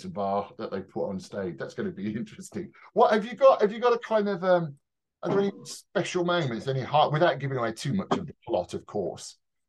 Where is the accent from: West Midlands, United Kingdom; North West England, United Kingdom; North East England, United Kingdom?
West Midlands, United Kingdom; Birmingham; I'm from Birmingham, and when people would say we're taking a show into town, I was an absolute regionalist, you know, and all up for the Midlands and stuff.